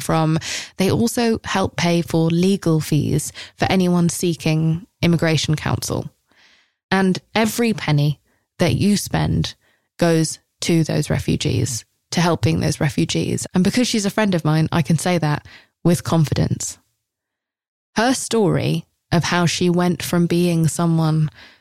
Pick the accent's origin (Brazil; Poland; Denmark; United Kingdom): United Kingdom; England; I'm English